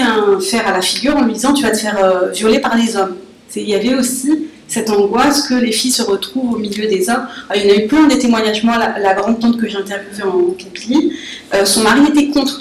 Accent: Paris, Île-de-France, France; je suis franco-algérienne, je suis née à Paris, mais jusqu'à 20 ans, j'avais que, ma, que mon passeport algérien

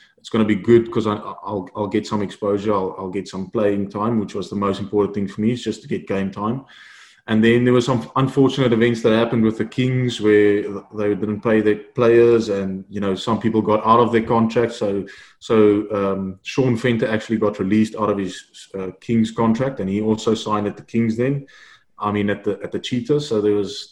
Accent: Queenstown, Eastern Cape, South Africa; moved away as an adult; now in Seattle, United States; I come from Queen's College. We play running rugby

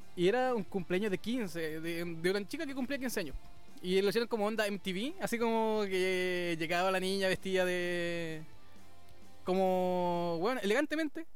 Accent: Puerto Varas, Los Lagos, Chile; nacido y criado en Puerto Varas

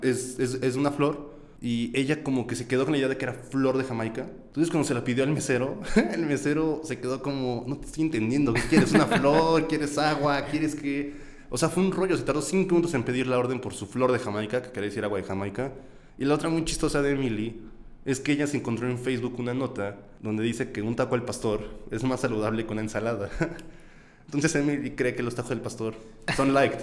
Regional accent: Mexico City, Mexico; accent: cantado; chilango somos los que vivimos en Ciudad de México

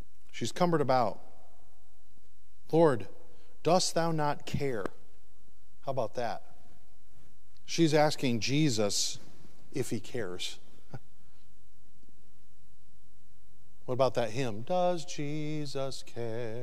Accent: Michigan, United States; also born or lived in the South (US); now in the South, United States; I'm originally from Michigan, but I moved to the South

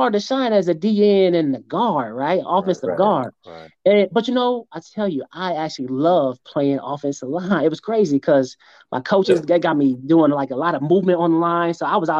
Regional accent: Akron, Ohio, United States; also born or lived in Hudson, Ohio; I went to K through 8th in Akron Public Schools

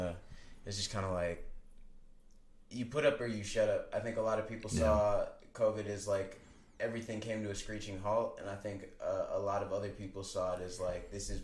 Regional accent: Milwaukee, Wisconsin, United States; born and raised in Milwaukee, Wisconsin

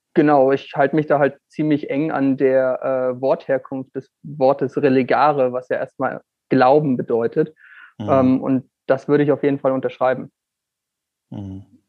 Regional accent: Northern Germany, Germany; Moin, wie man in meiner Heimat sagen würde

